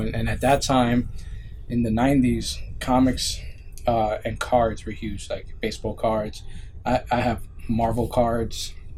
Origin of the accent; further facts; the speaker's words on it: New York City, New York, United States; I grew up in the Bronx